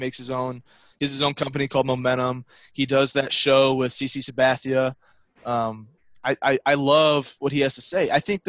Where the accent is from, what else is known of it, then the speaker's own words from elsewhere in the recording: St. Louis, Missouri, United States; growing up in St. Louis